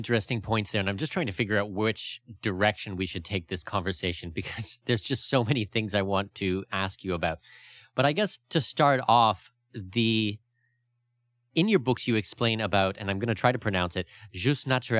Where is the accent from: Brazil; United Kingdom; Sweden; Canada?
Canada; I'm Canadian